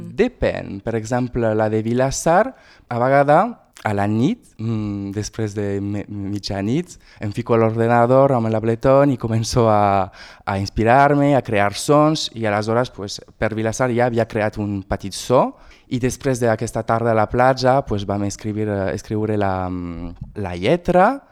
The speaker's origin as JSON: {"language": "Catalan", "town": "Argelès-sur-Mer", "region": "Occitania", "country": "France", "tie": "born or raised there", "said": "quan jo era petit, vivia a Argelès-sur-Mer"}